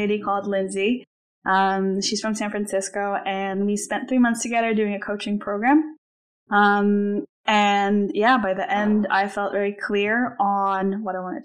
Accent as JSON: {"language": "English", "country": "Slovenia", "also_born_or_lived": "Iowa, United States / New York, United States / London, United Kingdom", "moved": "as an adult", "said": "I am originally from Slovenia. I spent most of my adult life in the U.S"}